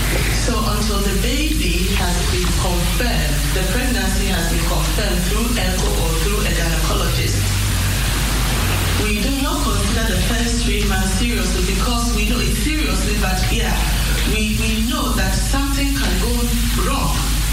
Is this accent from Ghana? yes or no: yes; Ghana; now in Netherlands; I'm a Ghanaian, and I did my school in the Netherlands, so I'm constituting two cultures.